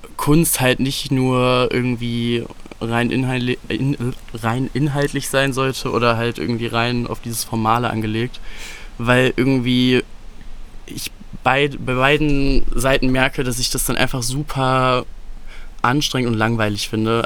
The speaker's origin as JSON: {"language": "German", "town": "Solingen", "region": "North Rhine-Westphalia", "country": "Germany", "tie": "born or raised there", "said": "Solingen ist so jetzt im Nachhinein auf jeden Fall eine nice Stadt zum Aufwachsen gewesen"}